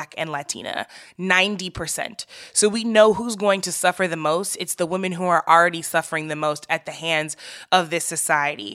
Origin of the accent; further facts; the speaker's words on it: St. Louis, Missouri, United States; I am from St. Louis